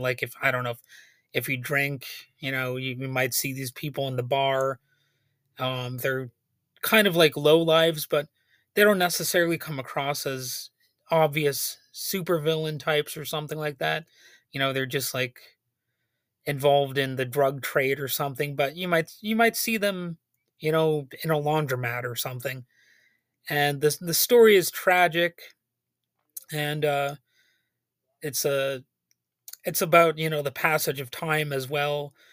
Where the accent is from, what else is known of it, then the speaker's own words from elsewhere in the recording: United States; as an American